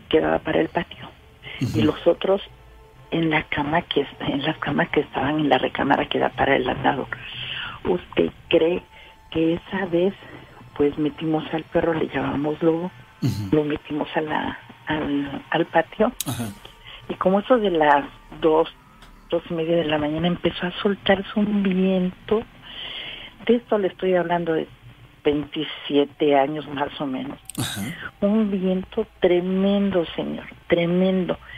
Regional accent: Orizaba, Veracruz, Mexico; De Orizaba.

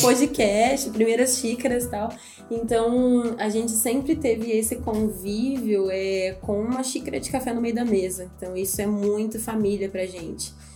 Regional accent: Campinas, São Paulo, Brazil; Nós somos de Campinas

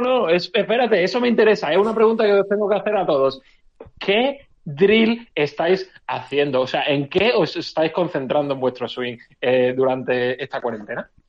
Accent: Málaga, Andalusia, Spain; siendo español y siendo malagueño

